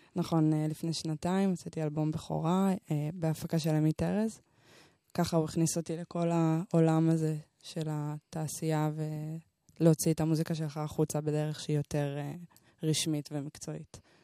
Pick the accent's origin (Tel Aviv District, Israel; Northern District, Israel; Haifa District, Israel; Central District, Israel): Central District, Israel; Shoham; גדלתי ב- אה, בשוהם, באתי משוהם